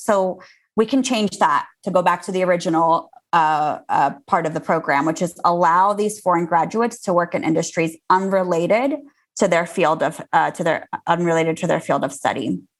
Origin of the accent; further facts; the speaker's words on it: Azerbaijan; moved away; also born or lived in Armenia; So I was born in the Soviet Union as it was collapsing. And we were, my family and I were refugees from Azerbaijan to Armenia.